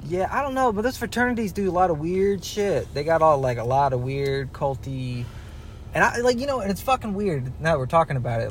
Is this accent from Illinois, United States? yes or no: no; Dallas, Georgia, United States; We grew up in Dallas, Georgia. We all know what happens out here.